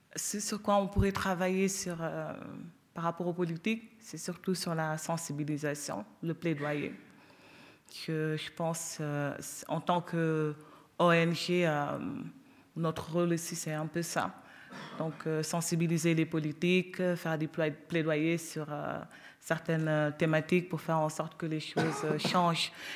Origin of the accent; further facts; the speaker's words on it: Senegal; moi, en tant que Sénégalaise